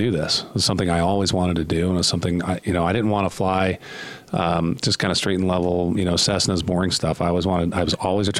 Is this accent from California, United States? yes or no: yes; Southern California, United States; moved away as an adult; now in Utah, United States; I grew up in Southern California and then moved here about 10 years ago